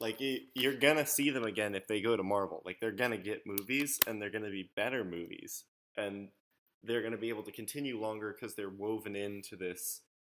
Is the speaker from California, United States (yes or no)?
yes; California, United States; I'm in California. My home state. I'm in my home, in fact.